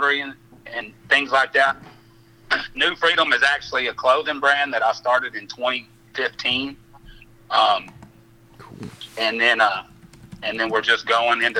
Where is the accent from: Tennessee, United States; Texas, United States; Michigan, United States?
Texas, United States; Odessa; From Odessa, Texas.